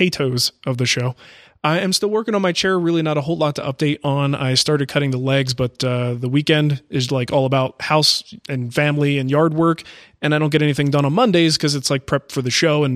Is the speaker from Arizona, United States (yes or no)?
yes; Arizona, United States; moved away; I'm from Arizona